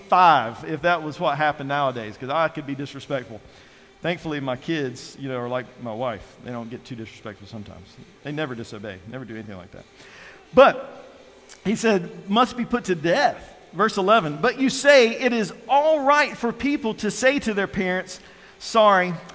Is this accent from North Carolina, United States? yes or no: yes; North Carolina, United States; also born or lived in Virginia; I was born and raised in North Carolina